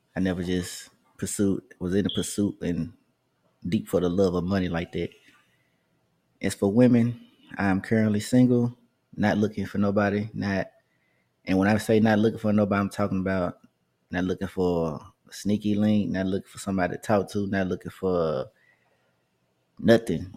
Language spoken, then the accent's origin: English; Memphis, Tennessee, United States; I grew up in White, the Whitehaven area of Memphis